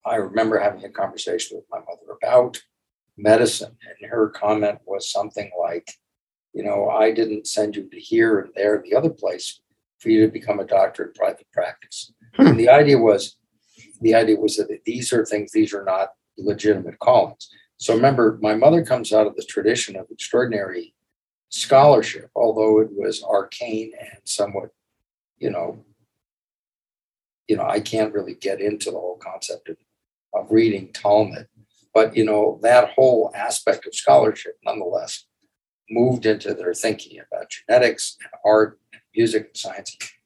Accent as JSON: {"language": "English", "town": "Chicago", "region": "Illinois", "country": "United States", "tie": "born or raised there", "said": "I grew up in Hyde Park. This is an area, it's a little bit like the Upper West Side, but smaller and more intimate. And really very much focused around the University of Chicago."}